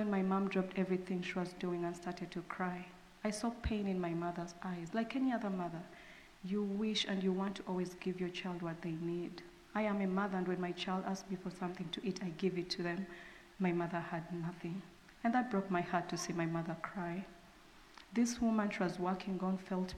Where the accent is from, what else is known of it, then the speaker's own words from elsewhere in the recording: Uganda; moved away; I'm from Uganda